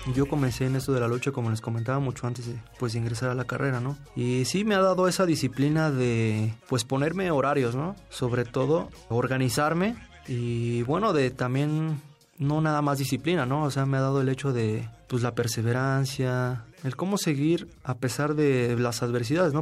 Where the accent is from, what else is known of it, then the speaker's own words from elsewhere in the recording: Mexico City, Mexico; Yo nací en México, Distrito Federal, en Tacuba, un 2 de marzo de 1993